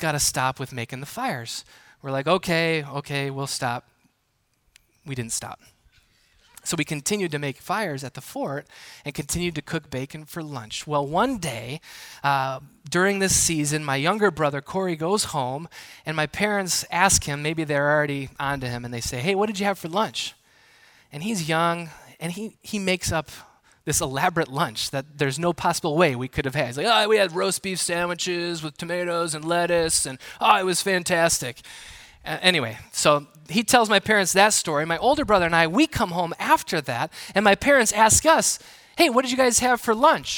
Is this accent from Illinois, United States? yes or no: no; Milwaukee, Wisconsin, United States; Growing up in southeastern Wisconsin, the Milwaukee area